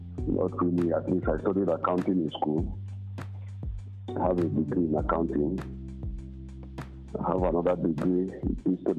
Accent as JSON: {"language": "English", "town": "Ekureku", "region": "Cross River", "country": "Nigeria", "said": "I'm from Ekureku. And well, everybody knows that I'm from Ekureku 2. But actually, I'm from Ekureku 1. I'm from Akarefo."}